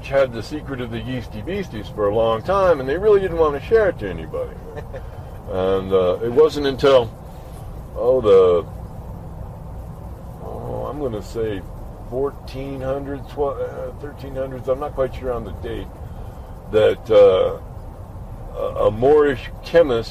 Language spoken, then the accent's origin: English; Farmington, New Mexico, United States; I was born in Farmington in 1956